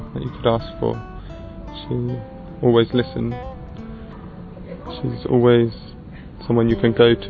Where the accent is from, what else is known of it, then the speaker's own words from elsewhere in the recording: England, United Kingdom; I'm 25 and I'm from England.